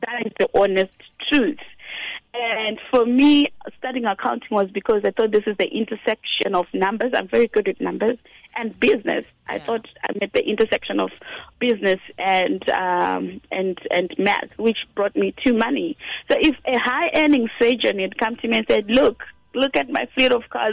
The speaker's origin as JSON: {"language": "English", "town": "Gokwe", "region": "Midlands", "country": "Zimbabwe", "tie": "born or raised there", "said": "I was born in Gokwe, 1997"}